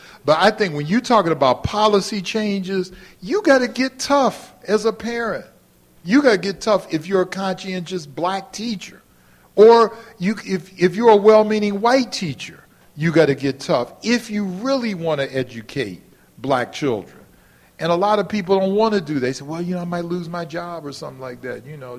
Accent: Cleveland, Ohio, United States; moved away; I'm from Cleveland, Ohio

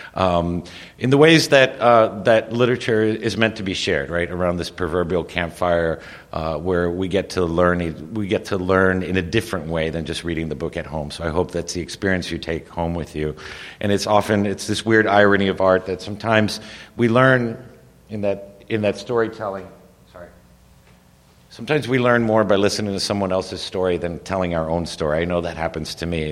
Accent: Miami, Florida, United States; also born or lived in Madrid, Spain / New York City, United States / Cuba; I was born, we emigrated to the United States, to first to New York City and then eventually to Miami

